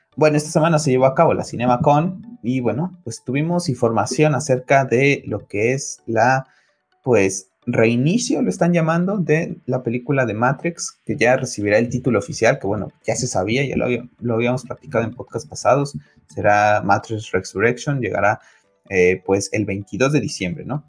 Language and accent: Spanish; Mexico; en mi país, en México